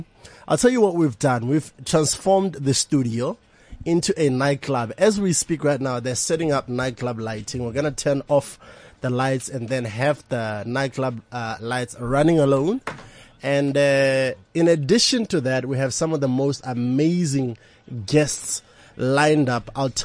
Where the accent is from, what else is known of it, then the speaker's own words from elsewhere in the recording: Botswana; moved away as an adult; now in South Africa; I'm from Botswana. I live in South Africa. It's been a year now.